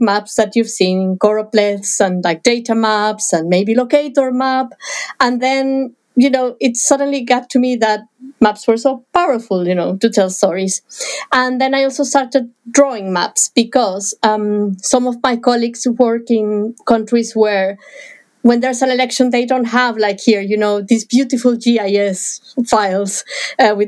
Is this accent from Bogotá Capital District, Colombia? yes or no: yes; Bogotá, Bogotá Capital District, Colombia; moved away; where I was born in Bogota